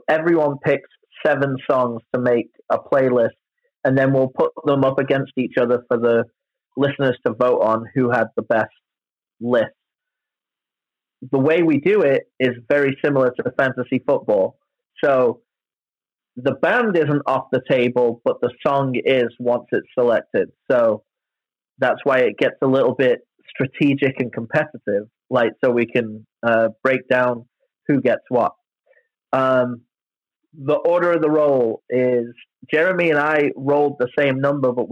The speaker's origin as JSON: {"language": "English", "area": "the Bay Area", "region": "California", "country": "United States", "tie": "born or raised there", "said": "Growing up in the Bay"}